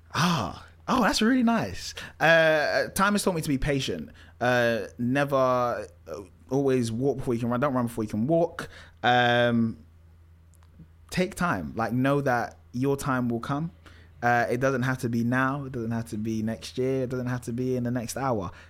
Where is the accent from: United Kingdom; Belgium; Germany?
United Kingdom; London; I grew up in Tottenham, which is not the best area to be, to grow up